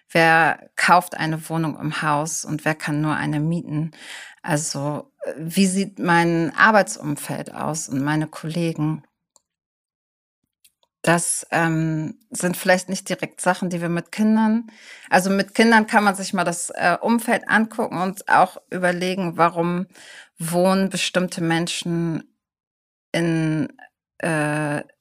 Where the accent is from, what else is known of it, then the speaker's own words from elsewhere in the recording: Hamburg, Germany; sage ich vielleicht, ich komme aus Hamburg.